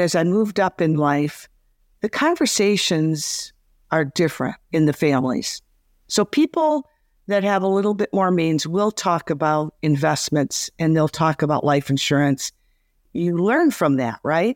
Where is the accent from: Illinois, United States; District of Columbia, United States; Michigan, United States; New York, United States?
Michigan, United States; Detroit; I grew up in Detroit